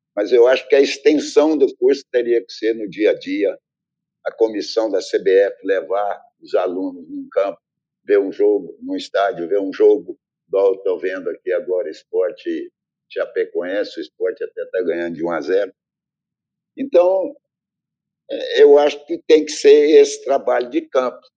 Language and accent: Portuguese; Uberlândia, Minas Gerais, Brazil; also born or lived in Itumbiara, Goiás; now in Manaus, Brazil; Eu sou de Uberlândia, Minas Gerais, no Triângulo